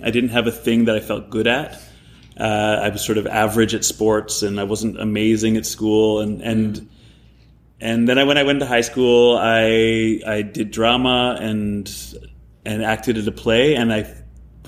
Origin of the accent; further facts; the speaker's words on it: Vancouver, British Columbia, Canada; moved away as an adult; also born or lived in Ontario; I grew up in Vancouver